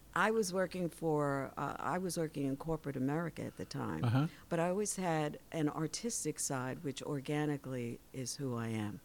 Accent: New York City, New York, United States; that's from my hometown.

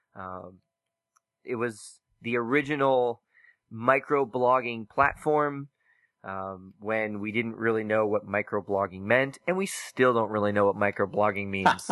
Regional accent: Oklahoma, United States; moved away; I'm from Oklahoma originally

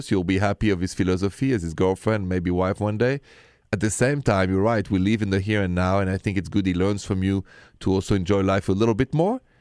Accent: France; accent: thick French; English is a second language; my thick accent is still French.

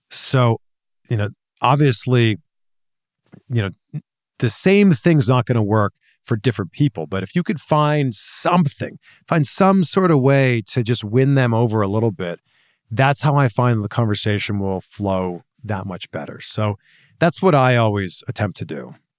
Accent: Toronto, Ontario, Canada; moved away as an adult; that's my hometown

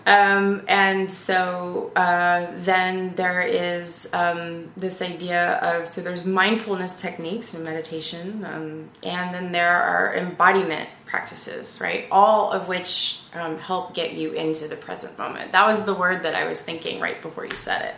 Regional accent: Louisiana, United States; moved away as an adult; also born or lived in California; I was from Louisiana

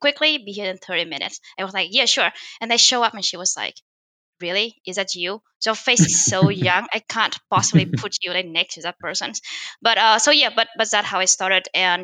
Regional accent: Vietnam; now in San Francisco, United States; I'm from Vietnam

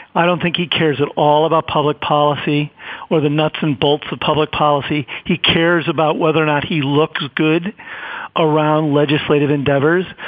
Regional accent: Chicago, Illinois, United States; I grew up in Chicago.

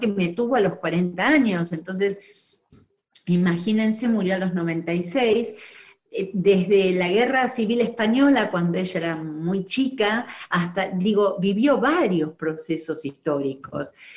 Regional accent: Argentina; yo nací en Argentina, sí. Digo que me quedé en Argentina cuando ellos volvieron

